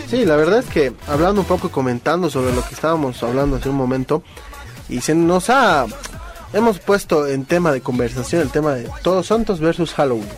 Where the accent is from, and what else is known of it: Bolivia